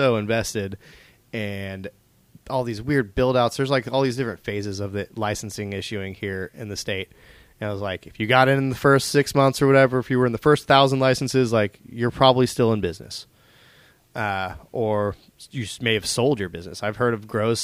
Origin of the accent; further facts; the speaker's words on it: Tulsa, Oklahoma, United States; moved away as an adult; also born or lived in California; I'm from Tulsa for life.